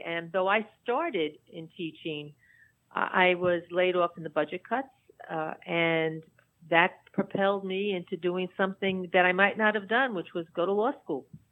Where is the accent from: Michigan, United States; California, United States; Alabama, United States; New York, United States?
New York, United States; New York City; mostly I was in Dyker Heights, which is really a small pocket in between Bensonhurst and and Bay Ridge.